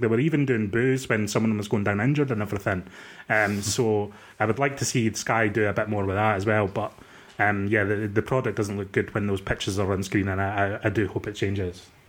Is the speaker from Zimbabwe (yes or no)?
no; Dundee, Scotland, United Kingdom; I'm from Dundee.